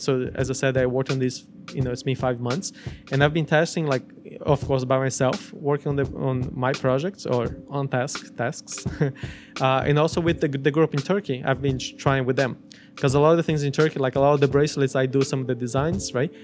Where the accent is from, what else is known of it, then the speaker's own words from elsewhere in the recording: Brazil; also born or lived in United States; now in Montreal, Canada; I grew up in Brazil